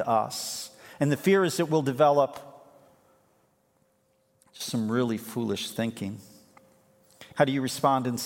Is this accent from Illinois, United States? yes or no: yes; Chicago, Illinois, United States; moved away as an adult; now in Grand Haven, United States; I grew up in Chicago. This is kind of my home turf